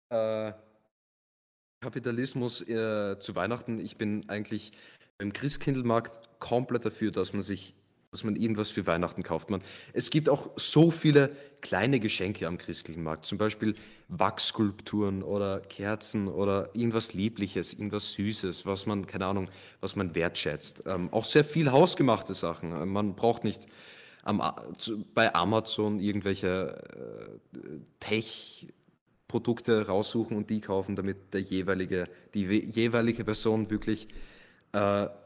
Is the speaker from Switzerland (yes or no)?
no; Graz, Styria, Austria; Als echter Grazer hat man halt diese, diese Verlangen